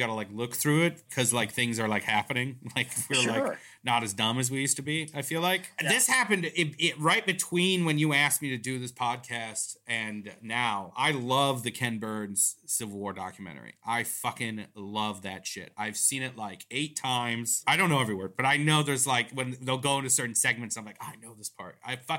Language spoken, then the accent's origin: English; Iran; I am from Iran, okay.